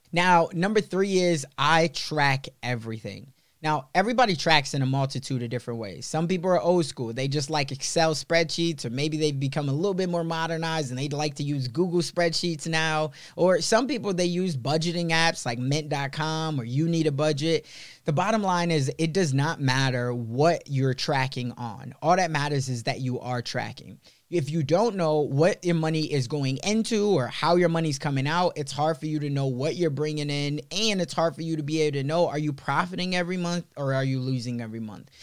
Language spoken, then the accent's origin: English; Chicago, Illinois, United States; moved away; also born or lived in Sioux City; I was growing up in Chicago, in the city